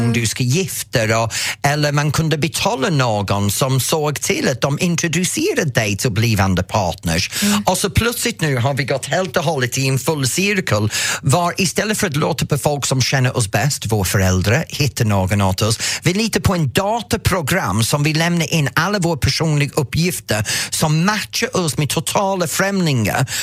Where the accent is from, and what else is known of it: Norrtälje, Stockholm County, Sweden; born or raised there